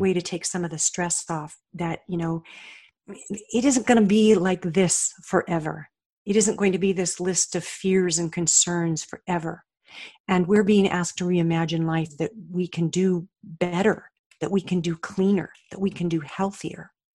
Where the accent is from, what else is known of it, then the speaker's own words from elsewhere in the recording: Colorado, United States; moved away as an adult; also born or lived in Oregon; now in Austin, United States; I grew up in Colorado